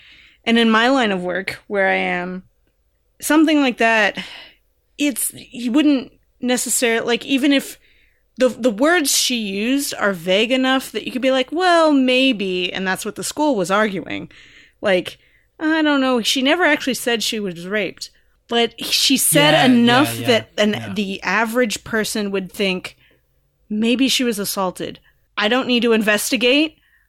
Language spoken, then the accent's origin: English; California, United States; the show is set in California and I'm from California and I know the laws about mandated reporting.